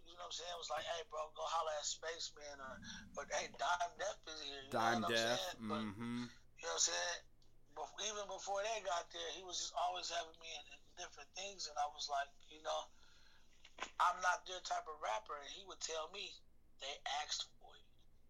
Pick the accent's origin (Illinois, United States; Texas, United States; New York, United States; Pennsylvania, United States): Illinois, United States; Chicago; I'm born from Chicago. You feel me? I'm from Chicago, but hell no.